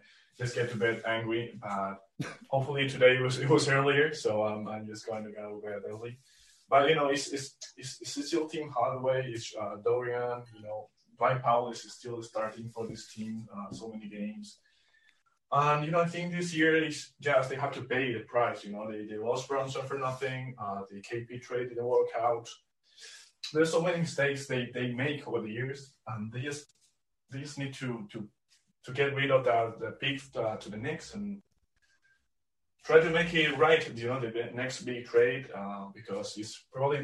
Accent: Spain; English is a second language; I'm from Spain

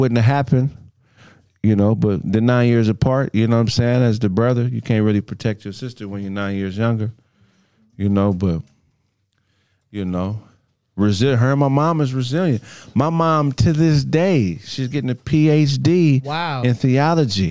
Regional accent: Pasadena, California, United States; I'm from Pasadena. I was born in Huntington Memorial Hospital

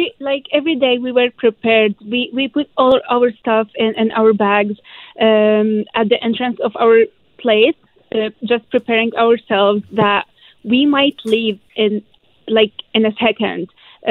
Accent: Aleppo, Aleppo Governorate, Syria; English is a second language; also born or lived in Egypt; now in Vancouver, Canada; So I'm Syrian. I'm from Aleppo, which is northern Syria.

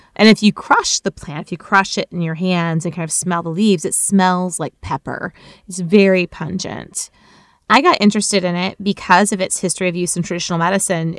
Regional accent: Florida, United States; as a kid growing up in Florida

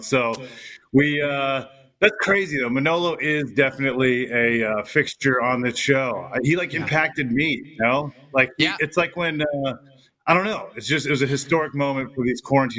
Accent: Southern California, United States; also born or lived in Fresno, California; Raised here

